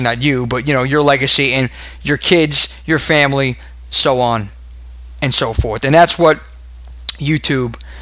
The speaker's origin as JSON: {"language": "English", "region": "New York", "country": "United States", "accent": "Brooklynese", "said": "my Brooklynese accent"}